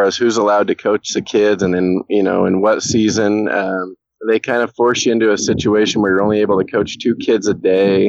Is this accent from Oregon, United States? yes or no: yes; Corvallis, Oregon, United States; I'm kind of born and raised in the Corvallis / Philomath, Oregon area